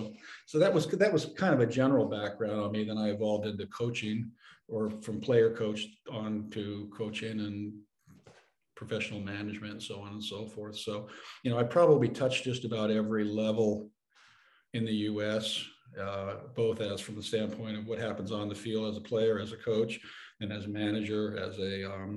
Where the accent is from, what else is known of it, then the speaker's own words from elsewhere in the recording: San Francisco, California, United States; I grew up in San Francisco, which is, you know, like New York, Chicago, and other cosmopolitan areas